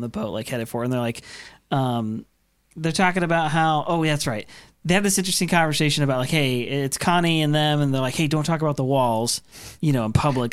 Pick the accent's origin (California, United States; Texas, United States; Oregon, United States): Oregon, United States; Grew up in Oregon